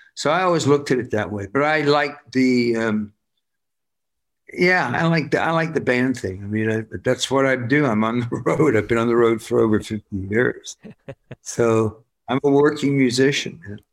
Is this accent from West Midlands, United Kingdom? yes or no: yes; Worcester, West Midlands, United Kingdom; I'm I'm from Worcester